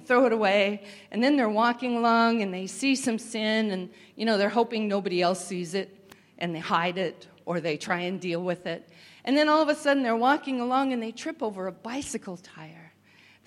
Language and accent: English; Washington, United States; moved away; I came from Washington State, and we're quite proud of our apples